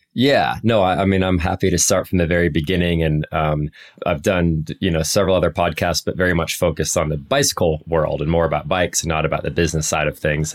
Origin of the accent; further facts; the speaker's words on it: Anchorage, Alaska, United States; moved away; also born or lived in Colorado Springs, Colorado / Denver, Colorado; I grew up in Anchorage, Alaska, and, and worked in a bike shop up there